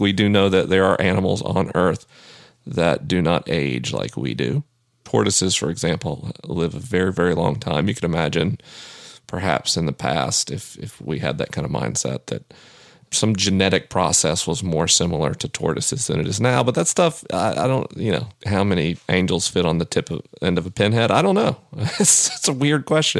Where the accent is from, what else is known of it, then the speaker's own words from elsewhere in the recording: the American South, United States; I'm a Southerner.